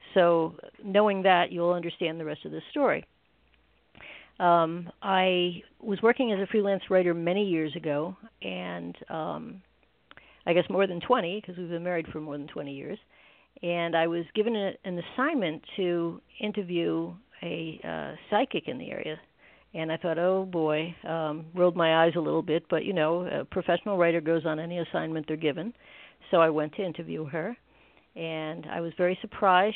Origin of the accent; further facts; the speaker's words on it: New Jersey, United States; I grew up in beautiful New Jersey, where I still live